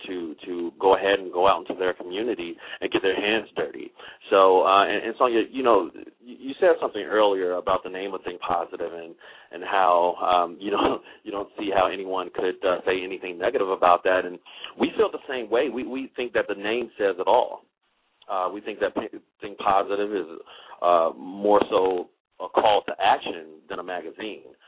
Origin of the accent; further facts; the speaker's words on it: Chicago, Illinois, United States; I'm also a uh, native Chicagoan